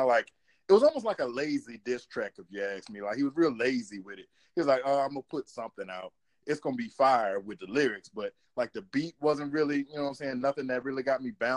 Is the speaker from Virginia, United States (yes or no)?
yes; Virginia, United States; straight out of Virginia as well